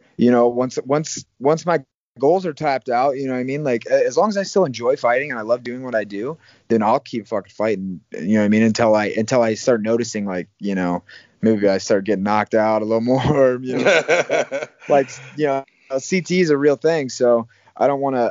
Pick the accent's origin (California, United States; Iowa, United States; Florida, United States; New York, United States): Iowa, United States; moved away as an adult; also born or lived in Arizona; now in Las Vegas, United States; I grew up in Iowa